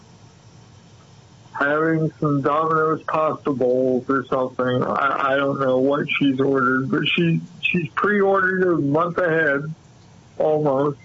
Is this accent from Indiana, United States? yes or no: yes; Muncie, Indiana, United States; now in San Diego, United States; When I was growing up in Muncie, Indiana